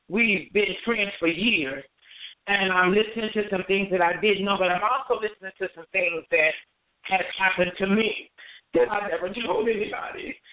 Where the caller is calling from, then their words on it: Las Vegas, Nevada, United States; I'm calling from Las Vegas, Nevada